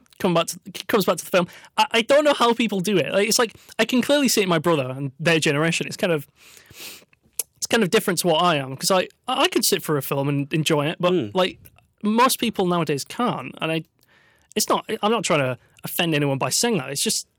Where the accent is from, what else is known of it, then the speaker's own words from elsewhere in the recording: Yorkshire and the Humber, United Kingdom; As a Yorkshireman, I appreciate the language.